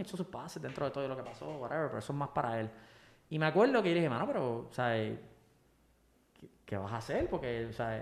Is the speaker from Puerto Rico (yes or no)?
yes; Puerto Rico; como buen boricua